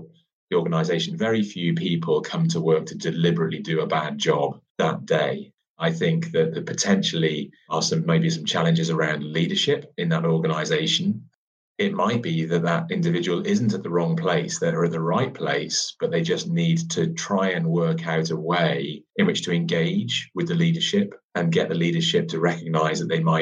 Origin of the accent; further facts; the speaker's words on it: United Kingdom; we're very British at times